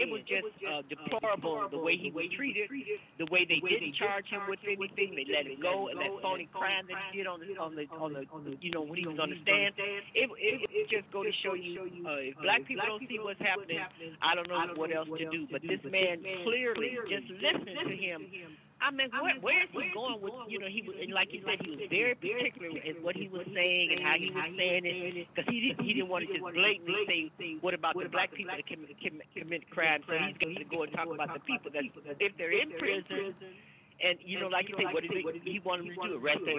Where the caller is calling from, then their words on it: Chicago, Illinois, United States; …, … in Chicago.